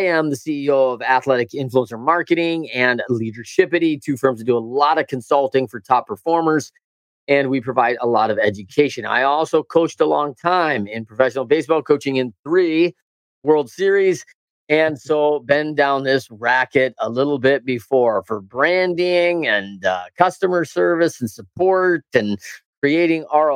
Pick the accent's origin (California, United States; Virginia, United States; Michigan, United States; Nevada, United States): Michigan, United States; Battle Creek; I'm a Battle Creek, Michigan guy